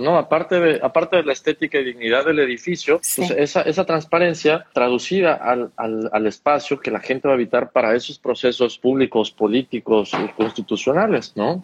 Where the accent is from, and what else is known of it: Mexico